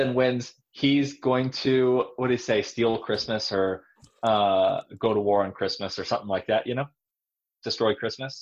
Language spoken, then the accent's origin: English; Southern California, United States; moved away; I'm from California. I'm from Southern California